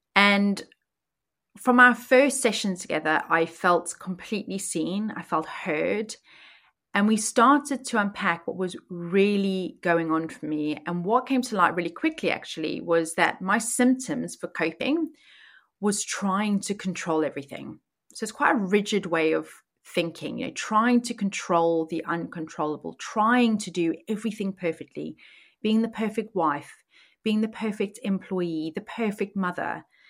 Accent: South Africa; moved away as an adult; now in Oxfordshire, United Kingdom; I was born and raised in South Africa, and I moved to the U K when I was nineteen

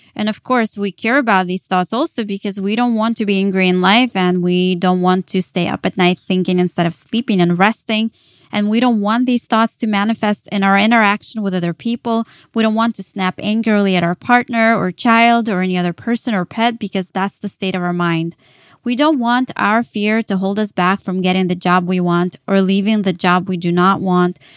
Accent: Dallas, Texas, United States; moved away as an adult; also born or lived in Kyiv, Ukraine; now in New York, United States; I was born in Kyiv, Ukraine. Later, my family moved to Dallas, Texas, and that is where I grew up as a teenager

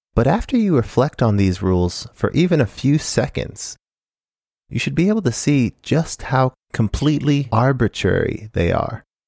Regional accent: Phoenix, Arizona, United States; moved away as an adult; also born or lived in Japan; I grew up in Phoenix, Arizona

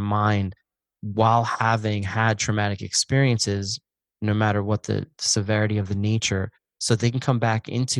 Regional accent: Pocono Mountains, Pennsylvania, United States; I'm from the Pocono Mountains in Pennsylvania

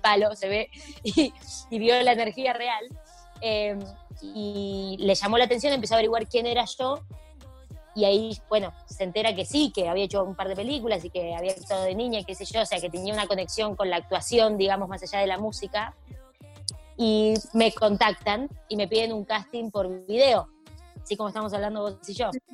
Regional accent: Argentina; Nosotros pues somos argentinos y por supuesto saben mi historia desde el día cero en mi país

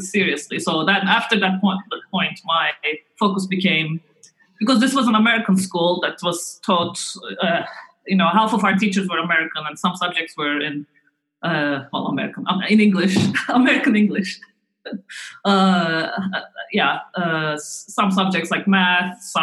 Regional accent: Istanbul, Turkey; moved away as an adult; also born or lived in Ankara / United States; now in Cambridge, United Kingdom; I was born in Ankara, but when I was in primary school, my parents moved to Istanbul, and I really liked growing up in Istanbul.

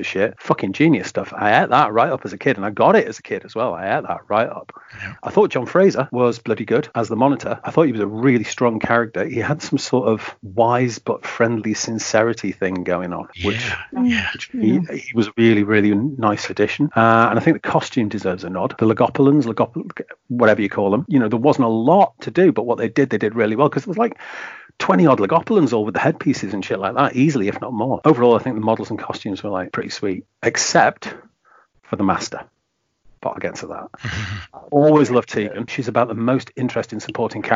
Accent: Lancashire, North West England, United Kingdom; I grew up in Lancashire, fairly close to Cheshire

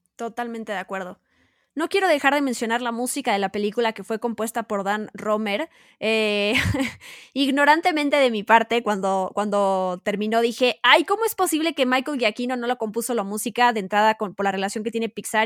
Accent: Mexico; Nosotros, siendo mexicanos

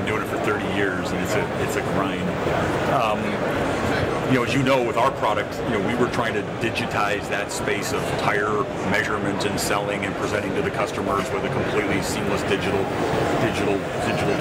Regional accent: Dallas, Texas, United States; in Dallas, Texas, my hometown.

